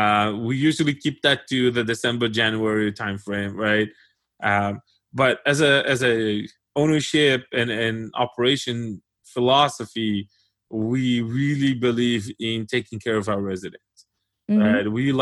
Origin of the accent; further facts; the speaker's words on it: Israel; and then he got interested in Israel and the fact that I came from Israel, and we had a whole conversation about that.